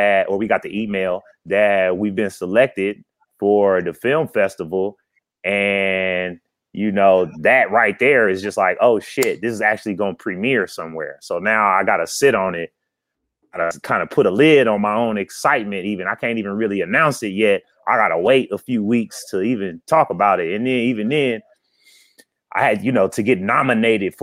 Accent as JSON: {"language": "English", "town": "Oakland", "region": "California", "country": "United States", "said": "I'm from Oakland, California"}